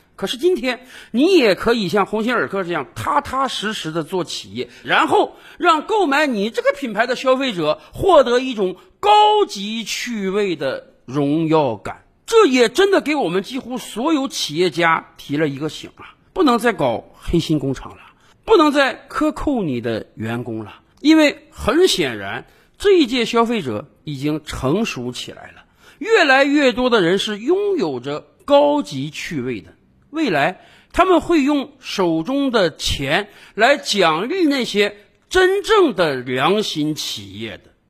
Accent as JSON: {"language": "Chinese", "country": "China"}